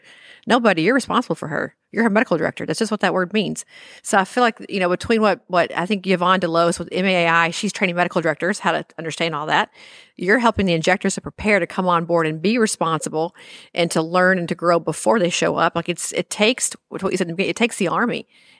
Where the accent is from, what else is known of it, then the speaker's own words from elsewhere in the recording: Arkansas, United States; I came from Arkansas many moons ago, and Arkansas is a very odd state.